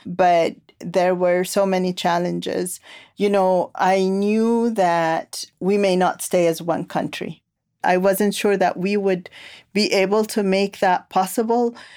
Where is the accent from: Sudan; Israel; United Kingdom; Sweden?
Sudan; Khartoum; now in Charlottesville, United States; I come from Khartoum, the capital city of Sudan